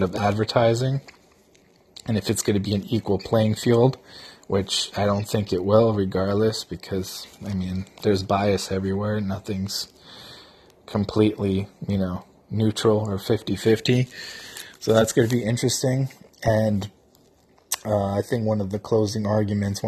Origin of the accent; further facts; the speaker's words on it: New Jersey, United States; I'm actually from New Jersey